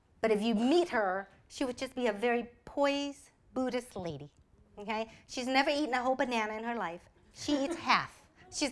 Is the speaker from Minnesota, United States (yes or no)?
no; Montgomery, Alabama, United States; English is a second language; moved away; also born or lived in Vietnam / Texas; I was raised in Alabama